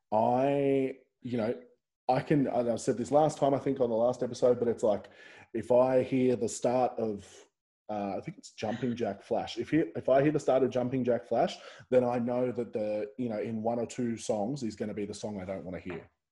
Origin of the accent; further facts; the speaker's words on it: Central Coast, New South Wales, Australia; I'm actually originally from the Central Coast